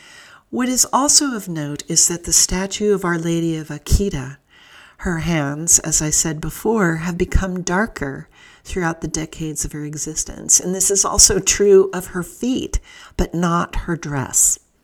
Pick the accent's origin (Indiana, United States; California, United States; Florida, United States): California, United States; Southern; Now, I grew up in Southern California, a Pacific Rim region